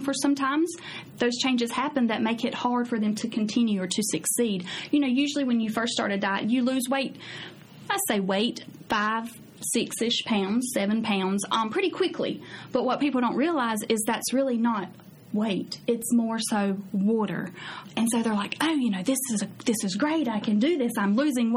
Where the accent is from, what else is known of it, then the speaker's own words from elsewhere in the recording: United States; as an American